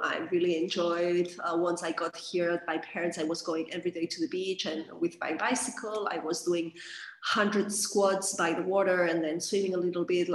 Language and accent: English; Catalonia, Spain; moved away as an adult; I am from Catalonia, region of uh, Spain. after a long time living abroad, I came back here.